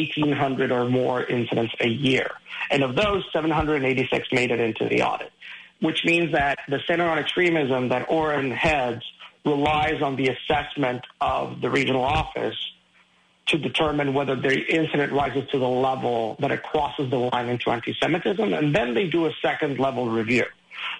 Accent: Caracas, Capital District, Venezuela; moved away; I was born in Caracas, Venezuela

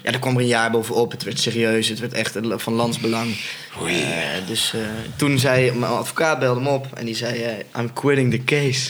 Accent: North Brabant, Netherlands; ik kom zelf ook uit Brabant

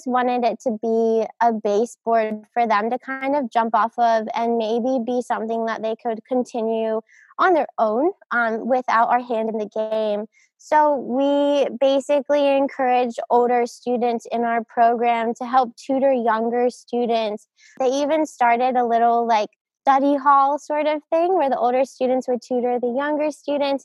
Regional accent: State College, Pennsylvania, United States; moved away as an adult; also born or lived in Outer Banks, North Carolina / Moscow, Russia / Australia; Growing up in Pennsylvania was amazing. Just being in the mountains. I grew up in State College in Happy Valley.

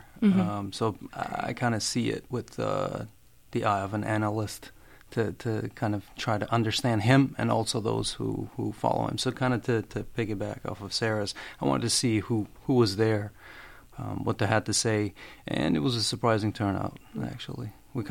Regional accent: Albania; English is a second language; now in Worcester, United States; I am originally from Albania. Moved here in 2010. I went for my undergrad in Worcester, where I live now.

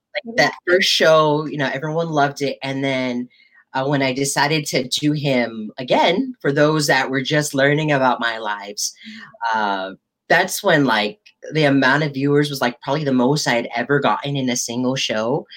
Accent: United States; growing up as a Filipino American

